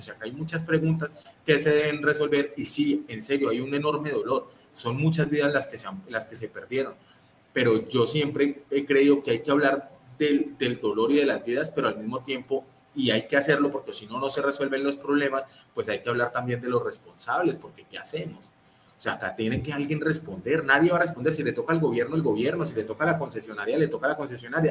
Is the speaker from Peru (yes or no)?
no; Colombia; la gran mayoría de los colombianos